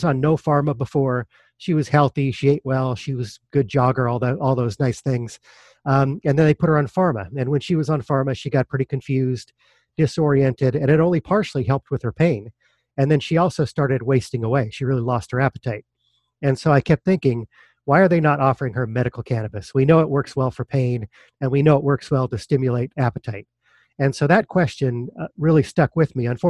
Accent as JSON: {"language": "English", "town": "Denver", "region": "Colorado", "country": "United States", "tie": "born or raised there", "said": "I grew up in Denver, Colorado."}